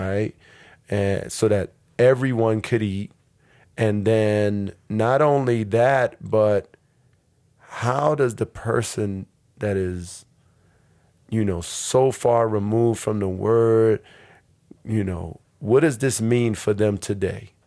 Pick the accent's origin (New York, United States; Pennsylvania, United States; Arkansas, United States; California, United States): New York, United States; New York City; moved away as an adult; now in Newark, United States; I grew up in New York City between Harlem and the Bronx